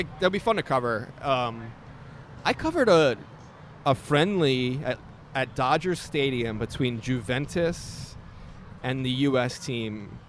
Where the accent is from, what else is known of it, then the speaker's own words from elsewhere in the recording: Philadelphia, Pennsylvania, United States; because I'm from Philadelphia.